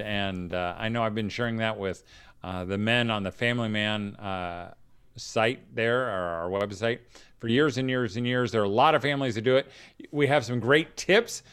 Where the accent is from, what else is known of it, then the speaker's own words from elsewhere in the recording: Danville, Indiana, United States; my hometown of Danville, Indiana